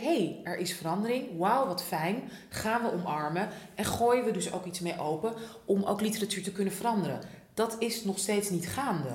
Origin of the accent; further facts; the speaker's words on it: Netherlands; ik ben ook opgegroeid in Nederland